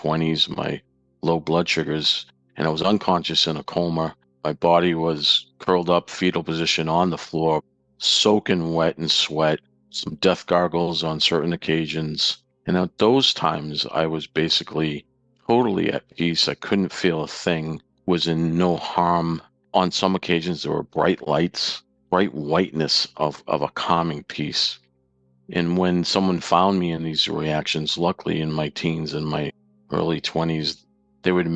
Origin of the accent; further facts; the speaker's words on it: Saugus, Massachusetts, United States; now in Sterling, United States; I grew up in Saugus, Massachusetts, north of Boston